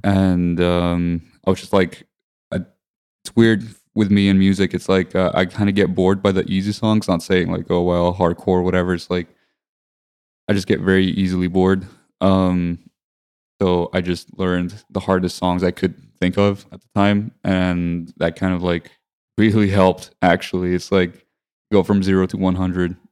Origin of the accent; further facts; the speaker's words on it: Limassol, Limassol District, Cyprus; I grew up in Limassol, Cyprus